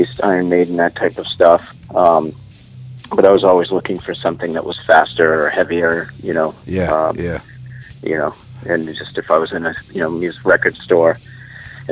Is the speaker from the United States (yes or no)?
yes; Fitchburg, Massachusetts, United States; I'm born and raised in Fitchburg